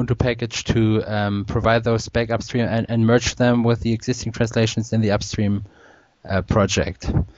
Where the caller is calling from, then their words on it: Pinneberg, Schleswig-Holstein, Germany; English is a second language; I'm speaking from Pinneberg. That's a town near Hamburg in Germany.